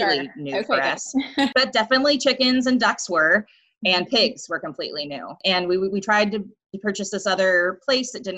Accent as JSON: {"language": "English", "region": "Southern California", "country": "United States", "tie": "born or raised there", "also_born_or_lived": "Santa Cruz, California", "said": "I grew up in Southern California, in the mountains and then at the beach"}